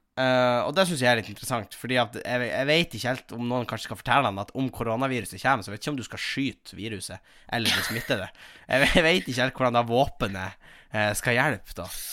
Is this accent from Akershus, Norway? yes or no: no; Tjongsfjord, Nordland, Norway; moved away; mamma som er revysjef hjemme i Tjongsfjord